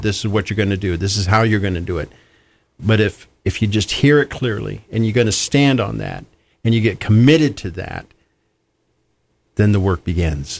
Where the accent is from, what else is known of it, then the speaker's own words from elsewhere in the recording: Kansas, United States; moved away; I'm originally from Kansas